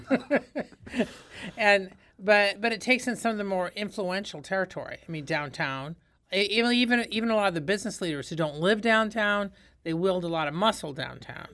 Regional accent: Indiana, United States; moved away as an adult; now in St. Louis, United States; I'm from Indiana

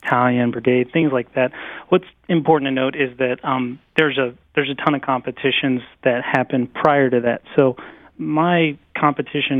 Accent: Fort Knox area, Kentucky, United States; I grew up around the Fort Knox area

